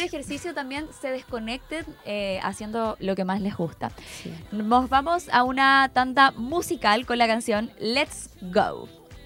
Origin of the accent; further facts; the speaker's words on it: Chiguayante, Biobío, Chile; yo soy de Chihuayante